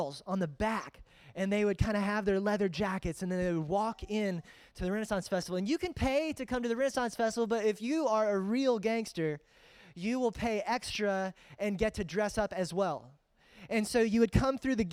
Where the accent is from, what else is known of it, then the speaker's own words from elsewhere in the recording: Greensboro, North Carolina, United States; also born or lived in Fredericksburg, Virginia; I grew up in Greensboro